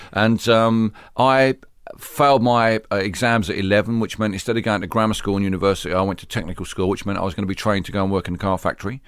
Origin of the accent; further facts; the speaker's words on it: London, United Kingdom; I grew up in, uh, East London